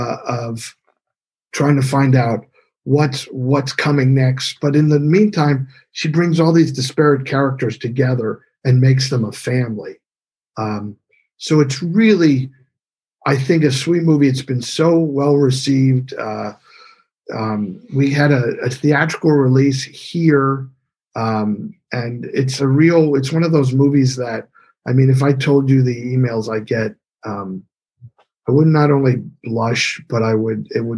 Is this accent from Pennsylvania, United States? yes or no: yes; Bethlehem, Pennsylvania, United States; moved away as an adult; now in Los Angeles, United States; I went back to my hometown, which is Bethlehem, Pennsylvania, the area that I grew up